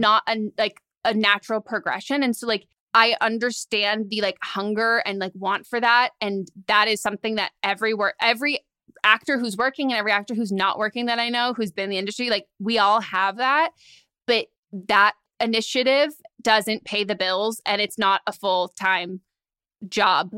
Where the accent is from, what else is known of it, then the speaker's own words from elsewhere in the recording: San Francisco, California, United States; moved away as an adult; now in Los Angeles, United States; growing up in San Francisco